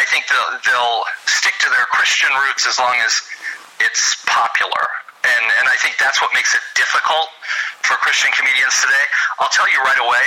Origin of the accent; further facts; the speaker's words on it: Indianapolis, Indiana, United States; I grew up in Indianapolis, Indiana